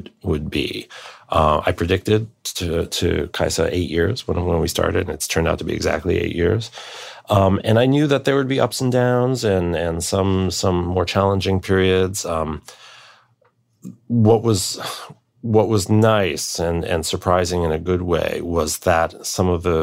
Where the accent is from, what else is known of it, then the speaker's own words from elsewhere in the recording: New York, United States; it's my hometown orchestra